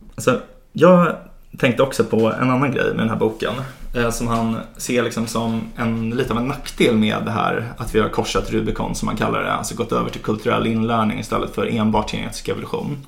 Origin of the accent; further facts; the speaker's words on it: Sweden; Vi är så himla sekulära och liberala här